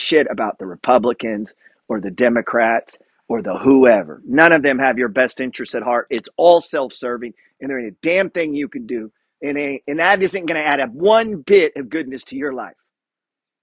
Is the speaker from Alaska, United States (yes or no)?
yes; Juneau, Alaska, United States; grew up in Juneau, Alaska